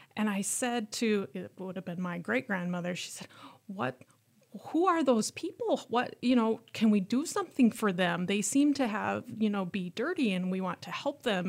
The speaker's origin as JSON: {"language": "English", "town": "Worthington", "region": "Minnesota", "country": "United States", "tie": "born or raised there", "moved": "yes", "said": "I grew up in a small city in southwest Minnesota called Burlington"}